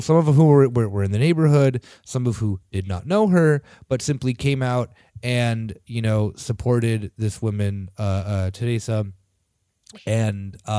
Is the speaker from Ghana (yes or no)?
no; Canada; I'm Canadian.